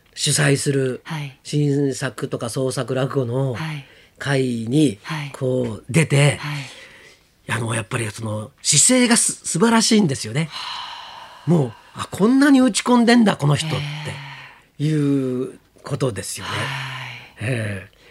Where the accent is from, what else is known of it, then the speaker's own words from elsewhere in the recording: Shizuoka, Japan; 僕静岡 生まれ